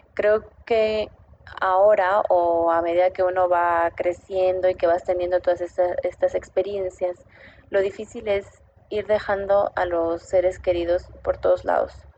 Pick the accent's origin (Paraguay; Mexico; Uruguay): Mexico; Mexico City; moved away as an adult; also born or lived in Bogotá, Colombia; now in Santiago, Chile; nací en Ciudad de México, hija de papá veracruzano y mamá oaxaqueña. En este momento vivo entre Bogotá